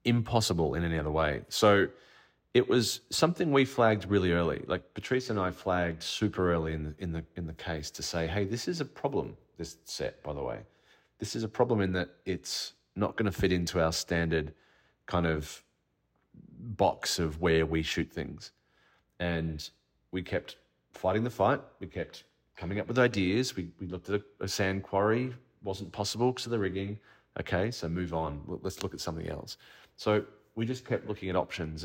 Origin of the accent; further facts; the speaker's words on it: Australia; As an Australian filmmaker